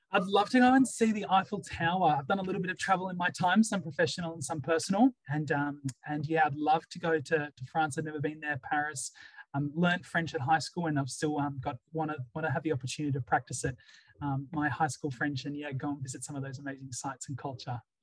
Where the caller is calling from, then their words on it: Gunnedah, New South Wales, Australia; phoning in and joining you from um, rural New South Wales